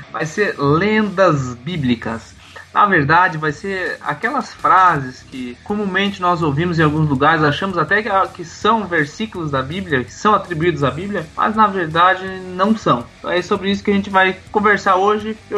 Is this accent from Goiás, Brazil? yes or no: no; Matelândia, Paraná, Brazil; minha cidade natal, Matelândia. E foi bem interessante.